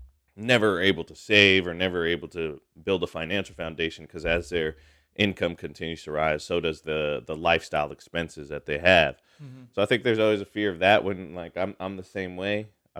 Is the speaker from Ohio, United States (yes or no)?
no; Hayward, California, United States; also born or lived in Chicago; when I was born in Southern California, as we moved around Southern California, Northern California, and then in Chicago as well, before my family came back and settled in Hayward